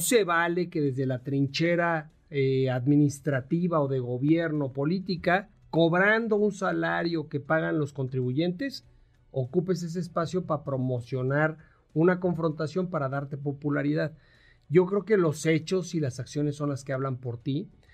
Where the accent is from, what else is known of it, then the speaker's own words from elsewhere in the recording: Mexico; todos somos mexicanos